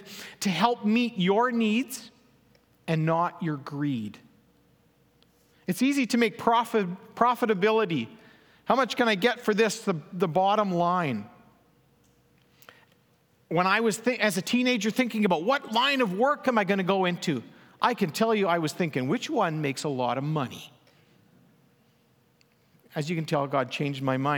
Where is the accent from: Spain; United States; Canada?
Canada; Elm Creek, Manitoba; moved away; my hometown, Elm Creek.